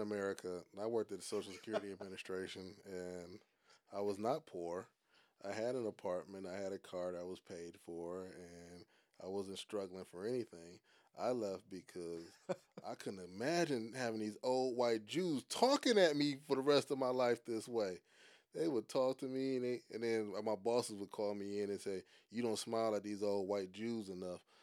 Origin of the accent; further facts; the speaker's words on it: Cleveland, Ohio, United States; moved away as an adult; also born or lived in Saudi Arabia / South Korea; I'm from Cleveland